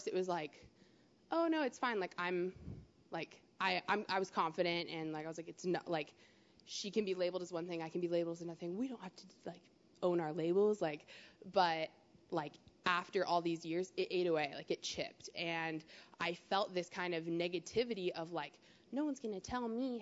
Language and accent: English; Maple Valley, Washington, United States; growing up for me, I grew up in Maple Valley.